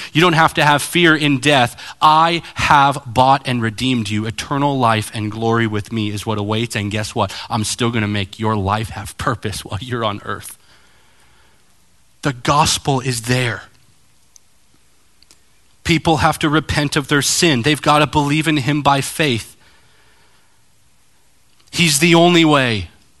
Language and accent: English; California, United States; now in Arizona, United States; It's kind of like, to me, Arizona. I came from California.